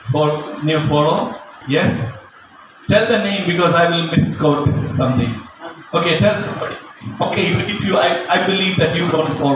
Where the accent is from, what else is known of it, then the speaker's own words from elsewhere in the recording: India; I'm an Indian